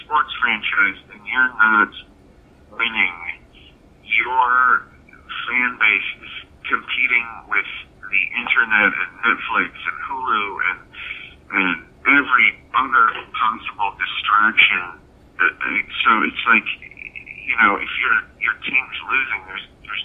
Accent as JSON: {"language": "English", "region": "Wisconsin", "country": "United States", "tie": "born or raised there", "also_born_or_lived": "Minneapolis, Minnesota", "moved": "yes", "said": "I grew up in Wisconsin"}